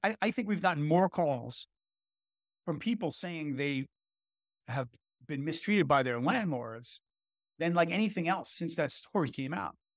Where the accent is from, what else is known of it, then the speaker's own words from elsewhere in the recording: New York City, New York, United States; I grew up in Brooklyn. and I live in Brooklyn